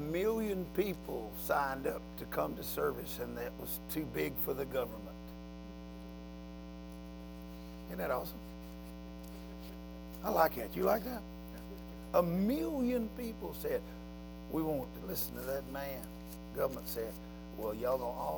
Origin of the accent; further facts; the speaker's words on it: United States; I'm American